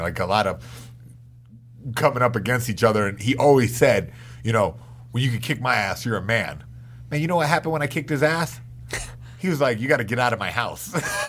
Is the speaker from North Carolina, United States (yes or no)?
yes; North Carolina, United States; Like, North Carolina.